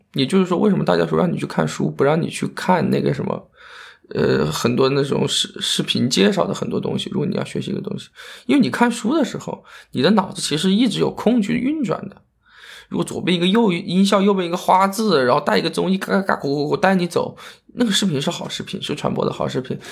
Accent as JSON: {"language": "Chinese", "town": "Yueyang", "region": "Hunan", "country": "China", "tie": "born or raised there", "moved": "yes", "said": "我家是岳阳的，我们当时学的第一个就是岳阳楼啊"}